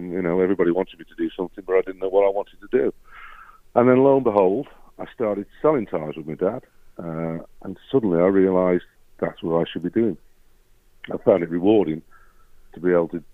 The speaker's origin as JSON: {"language": "English", "town": "Bunbury", "region": "North West England", "country": "United Kingdom", "tie": "born or raised there", "said": "I grew up in Bunbury, born in Bunbury and grew up in Bunbury. I went to school at Tarpley"}